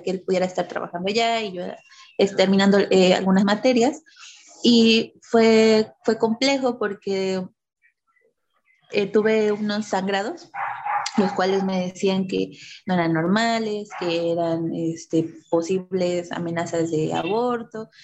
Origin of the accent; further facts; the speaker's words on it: Oaxaca, Mexico; moved away as an adult; also born or lived in Mexico City; now in Veracruz, Mexico; regresamos a vivir a la comunidad de mi papá.